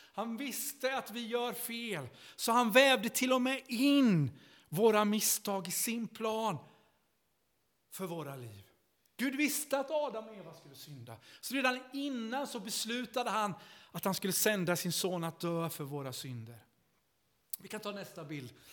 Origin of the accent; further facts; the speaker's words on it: Vimmerby, Kalmar County, Sweden; moved away as an adult; also born or lived in Stockholm; jag kom från Vimmerby i Småland uppvuxen i Missionskyrkan